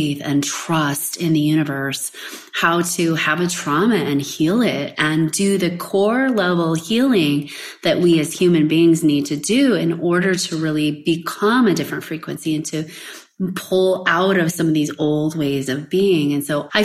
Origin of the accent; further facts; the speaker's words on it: West Coast, United States; moved away as an adult; also born or lived in Kansas / Hawaii; I'm in Kansas now and away from basically everybody, right? Because I grew up in the West Coast.